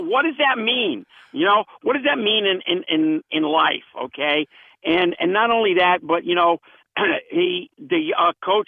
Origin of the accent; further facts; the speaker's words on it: Connecticut, United States; Coming from Connecticut, where Milford is